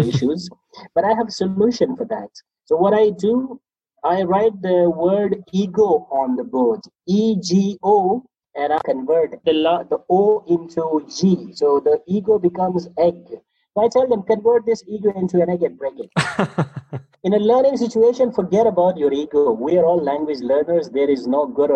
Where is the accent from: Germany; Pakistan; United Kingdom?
Pakistan; first language Pashto; English is a second language; I'm from Pakistan. Pashto is my first language.